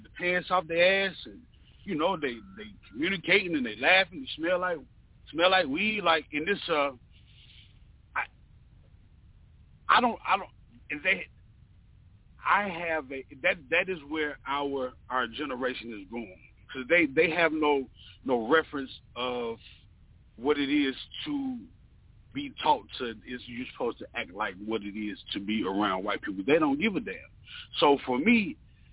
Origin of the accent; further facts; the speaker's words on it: North Carolina, United States; also born or lived in the South; now in Atlanta, United States; I have been raised in the South. I was born in North Carolina